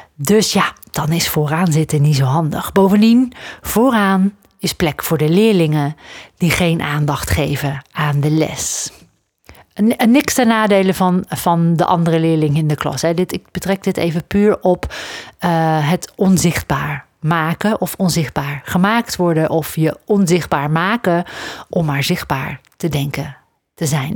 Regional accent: Netherlands; ik, ben opgegroeid aan de grens met België. Als ik eh, dan eh, naar Antwerpen ging of zo, de grote stad toch wel, in de buurt van waar ik ben opgegroeid

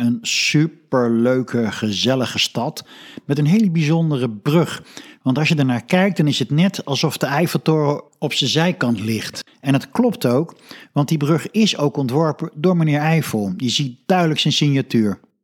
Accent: Netherlands; als Nederlander

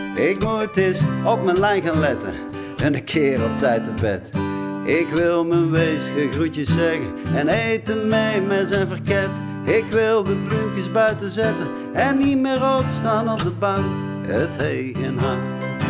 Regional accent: North Brabant, Netherlands; moved away; de Brabantse camper waar ik vandaan kom, van hier

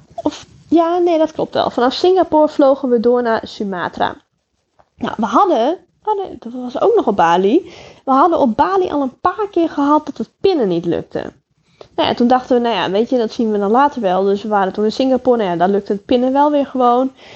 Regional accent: Netherlands; uit Holland

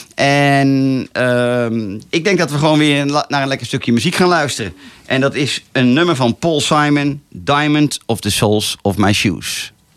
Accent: Laren, North Holland, Netherlands; Geboren en getogen in Laren

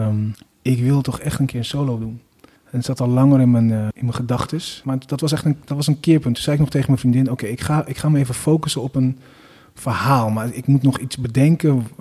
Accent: 's-Hertogenbosch, North Brabant, Netherlands; Maar ik ben ook opgegroeid in Den Bosch

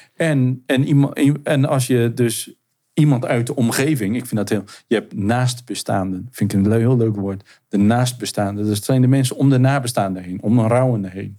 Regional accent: Zeeland, Netherlands; Ik, ik ben in, in Zeeland eh, ben ik geboren en opgegroeid

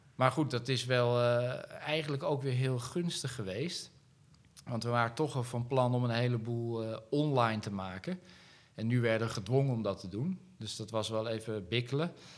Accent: Netherlands; ik ben wel een Nederlander

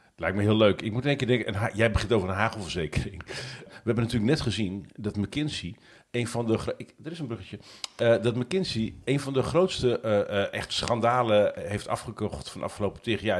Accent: Netherlands; ik ben Nederlander

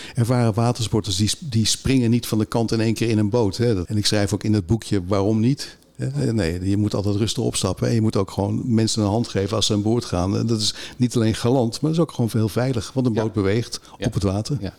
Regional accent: Vinkeveen, Utrecht, Netherlands; ik kom zelf uit Vinkenveen

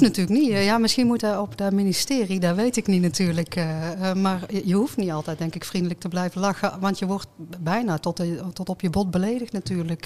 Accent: North Brabant, Netherlands

